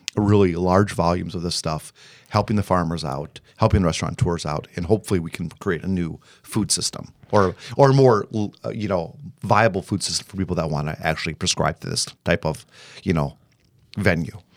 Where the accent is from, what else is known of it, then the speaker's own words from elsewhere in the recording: Illinois, United States; moved away; I am from Illinois